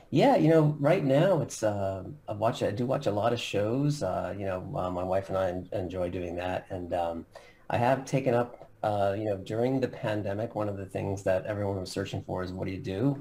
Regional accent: Long Island, New York, United States; now in Philadelphia, United States; I actually grew up in um, Long Island, New York, so kind of a northeast coaster in the U.S.

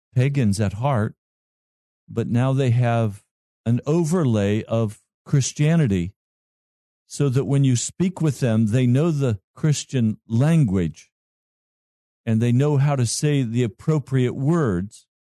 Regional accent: Colorado, United States; That's my home state

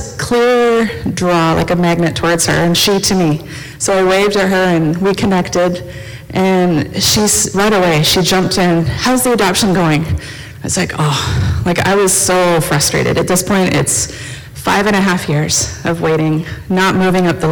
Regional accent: United States; moved away as an adult; also born or lived in East and Central Africa; now in Red Deer, Canada; I'm originally from the States

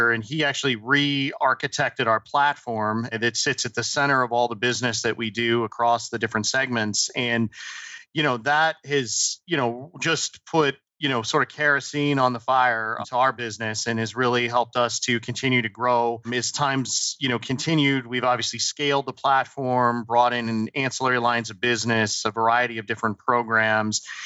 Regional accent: New Jersey, United States; born there; also born or lived in Colorado; I was born actually in Southern New Jersey, spent a lot of time in Colorado.

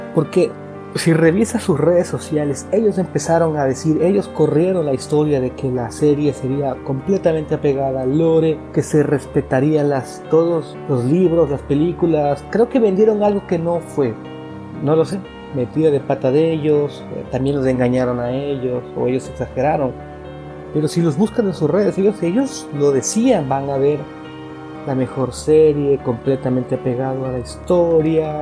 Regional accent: Ecuador; Yo llevo la comunidad de zombies en mi país, Ecuador

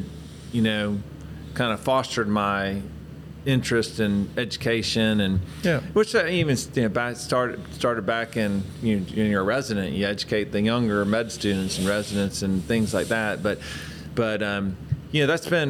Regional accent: Atlanta, Georgia, United States; moved away as an adult; also born or lived in California / Nebraska / Connecticut; growing up as a kid in Atlanta.

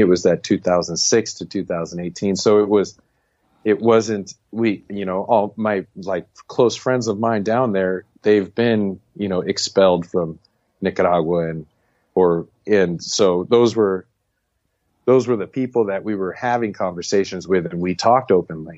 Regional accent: United States; moved away; we were expatriates

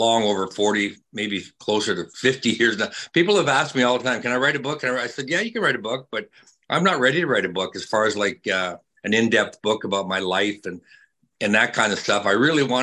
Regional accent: Saskatchewan, Canada; moved away; Early growing up in Saskatchewan, obviously Canada, growing up on a ranch with family

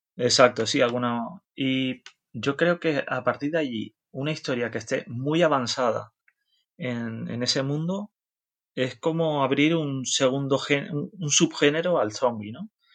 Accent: Canary Islands, Spain; also born or lived in Netherlands; Nosotros los canarios nos, consideramos más latinos que, europeos

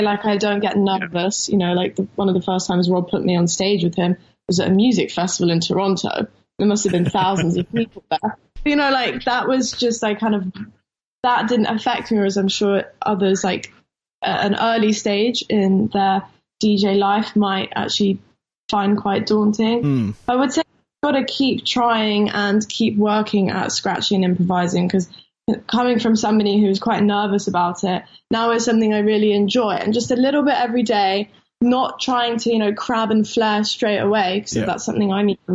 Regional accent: London, United Kingdom; I'm from Camden in London.

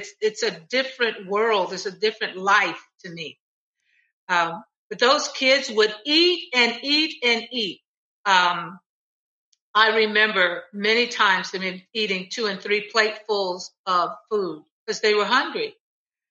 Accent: Cleveland, Ohio, United States; I had never been out of Cleveland

